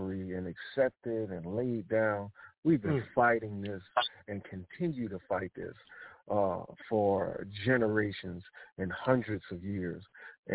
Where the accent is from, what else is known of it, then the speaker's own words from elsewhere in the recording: Philadelphia, Pennsylvania, United States; now in South Carolina, United States; my grandfather was from Winnsboro, South Carolina, even though I was born in Philadelphia and moved down back down here to South Carolina